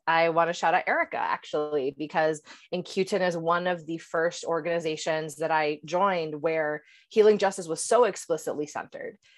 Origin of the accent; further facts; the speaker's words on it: Puerto Rico; also born or lived in upstate New York; now in Boston, United States; I was raised in Puerto Rico